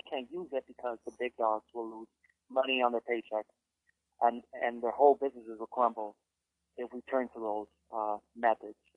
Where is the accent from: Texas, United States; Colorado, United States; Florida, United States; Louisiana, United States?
Florida, United States; Miami; I'm from Miami, so unfortunately, I have a Miami side to me